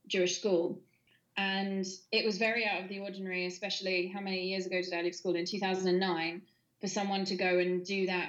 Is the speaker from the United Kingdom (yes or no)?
yes; United Kingdom; also born or lived in Bournemouth; I grew up in Elster and Bournemouth